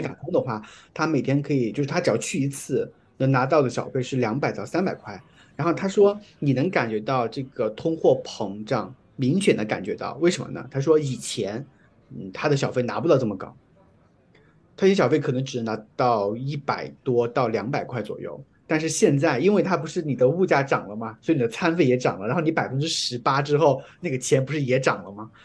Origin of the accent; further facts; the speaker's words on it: China; now in United States; 我是中国人